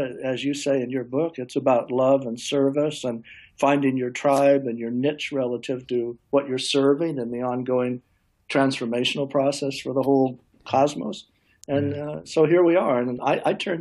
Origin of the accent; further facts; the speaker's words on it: Nebraska, United States; I grew up in Nebraska where my father was a professor at a small college